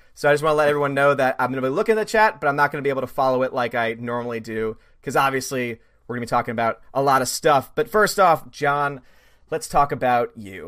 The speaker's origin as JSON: {"language": "English", "town": "New Orleans", "region": "Louisiana", "country": "United States", "said": "I'm from New Orleans"}